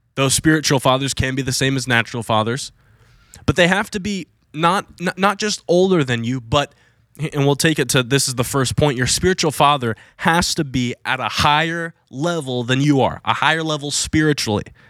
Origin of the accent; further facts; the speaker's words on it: Virginia Beach, Virginia, United States; moved away as an adult; now in Florida, United States; I was gonna go back to Virginia Beach